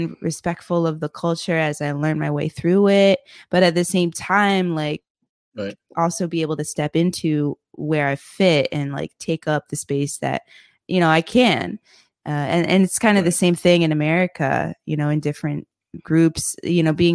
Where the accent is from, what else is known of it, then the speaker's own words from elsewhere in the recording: United States; moved away as an adult; now in Indonesia; I'm American